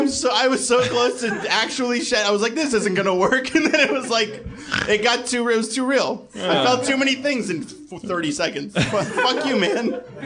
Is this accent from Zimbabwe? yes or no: no; Boston, Massachusetts, United States; I was from Boston